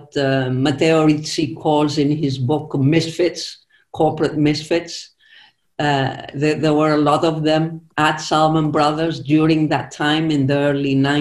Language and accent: English; Zakynthos, Ionian Islands, Greece; English is a second language; I actually was born on the island of Zakynthos, which is part of the Ionian Islands between Greece and Italy.